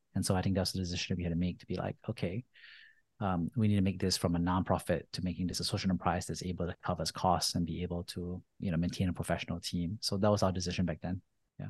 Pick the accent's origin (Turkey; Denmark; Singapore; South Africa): Singapore; moved away as an adult; I grew up in Singapore